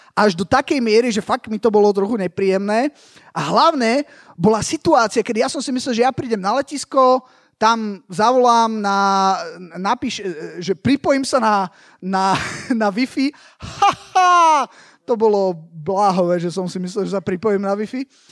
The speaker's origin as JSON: {"language": "Slovak", "country": "Slovakia", "said": "idem z Nemecka, hej, ale že som zo Slovenska"}